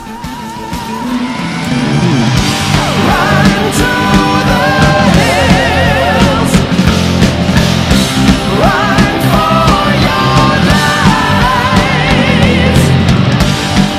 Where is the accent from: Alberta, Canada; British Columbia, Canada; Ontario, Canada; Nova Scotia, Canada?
Alberta, Canada; Caroline; I come from Caroline, Alberta, and am the proud product of Prairie Christian conservatism